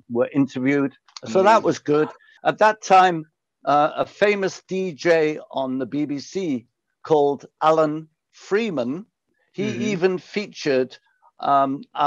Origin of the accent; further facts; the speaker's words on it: Pontypool, Wales, United Kingdom; I was born and raised in South Wales, near a place called Pontypool.